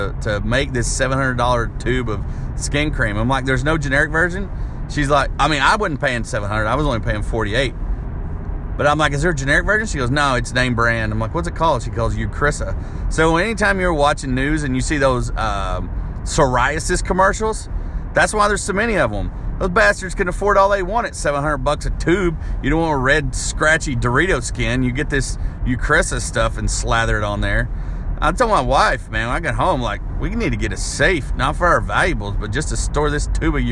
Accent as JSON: {"language": "English", "region": "Arkansas", "country": "United States", "tie": "born or raised there", "moved": "yes", "lives_now": "Nashville, United States", "said": "my hometown in Arkansas"}